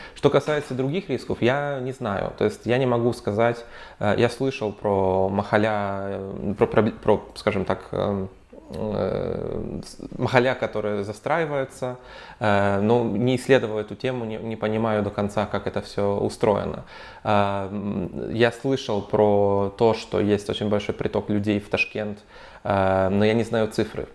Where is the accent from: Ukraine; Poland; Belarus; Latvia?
Poland; Warsaw, Masovian Voivodeship; я вообще из Варшавы, у нас в Варшаве